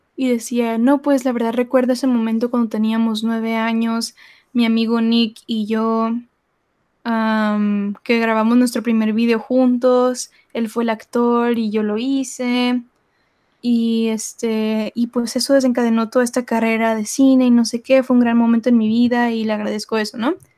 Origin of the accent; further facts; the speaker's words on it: Mexico; todos somos mexicanos, todos somos latinos